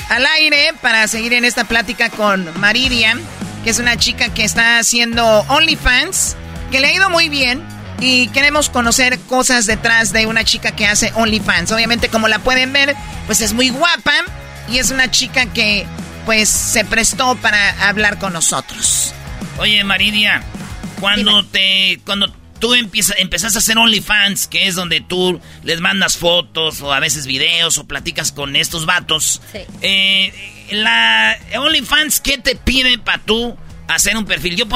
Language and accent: Spanish; Mexico; culturas ah, que sí, sí mi cultura, yo soy mexicano